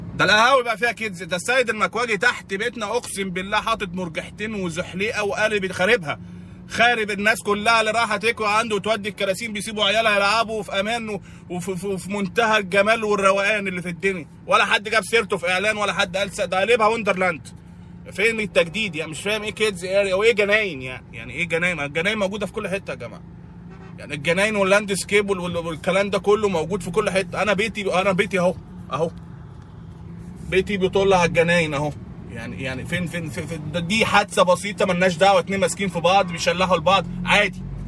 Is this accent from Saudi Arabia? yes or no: no; Egypt